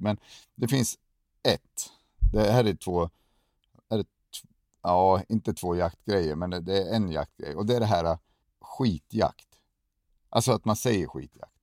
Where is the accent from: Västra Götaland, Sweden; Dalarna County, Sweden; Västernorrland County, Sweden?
Västernorrland County, Sweden; Sundsvall; moved away; jag är från Sundsvall från början